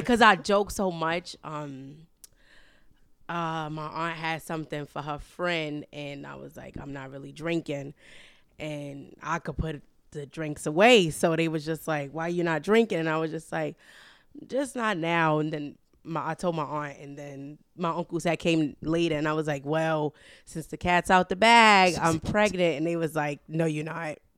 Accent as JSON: {"language": "English", "town": "New York City", "region": "New York", "country": "United States", "tie": "born or raised there", "said": "I was born and raised in Harlem, New York"}